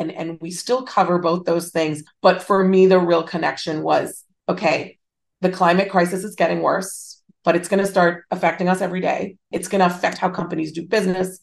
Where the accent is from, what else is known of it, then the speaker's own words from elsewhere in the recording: Hong Kong; moved away as an adult; also born or lived in Singapore / United States; I grew up in Hong Kong. I went to international schools. There were 3 years where I was in Singapore as well.